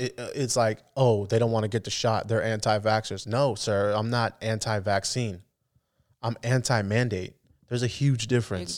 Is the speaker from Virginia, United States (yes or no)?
no; the Bay Area, California, United States; I'm from the Bay